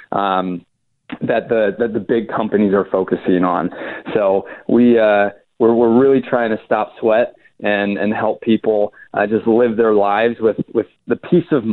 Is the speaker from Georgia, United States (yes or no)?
yes; Atlanta, Georgia, United States; moved away as an adult; also born or lived in Chapel Hill, North Carolina; I'm from Atlanta